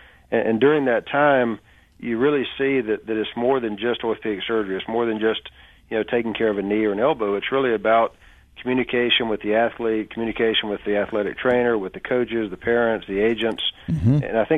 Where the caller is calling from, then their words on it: Birmingham, Alabama, United States; I'm in Birmingham.